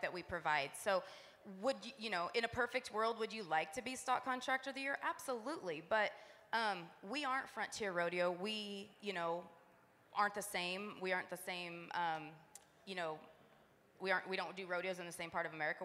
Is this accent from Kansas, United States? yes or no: yes; Abbyville, Kansas, United States; growing up in the Midwest